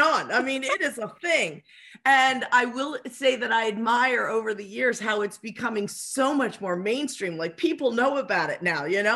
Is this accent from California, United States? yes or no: no; Philadelphia, Pennsylvania, United States; I'm from Philadelphia